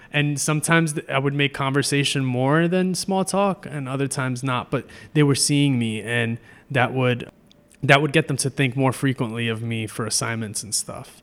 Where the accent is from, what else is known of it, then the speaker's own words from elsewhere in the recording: New York City, New York, United States; moved away as an adult; also born or lived in Hunts Point, Bronx / Colby (college, Maine); now in Trenton, United States; growing up in the Bronx, I started taking the train to school when I was, like, twelve